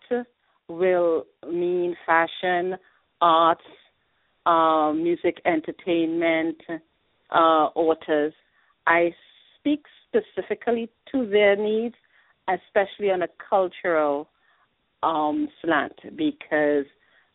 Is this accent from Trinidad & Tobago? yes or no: yes; Trinidad & Tobago; moved away as an adult; now in New York, United States; I'm a proud Trinidadian. I migrated here to study